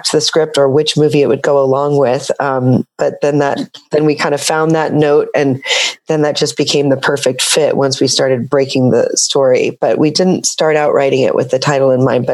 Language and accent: English; Seattle, Washington, United States; I'm from Seattle